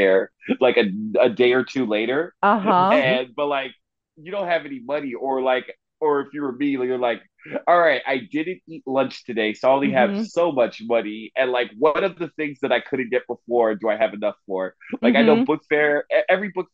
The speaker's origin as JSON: {"language": "English", "country": "United States", "said": "we as like an American society"}